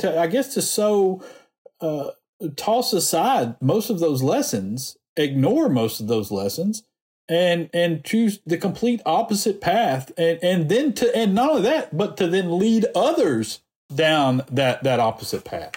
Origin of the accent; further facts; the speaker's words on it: Alabama, United States; I was born in Alabama, raised here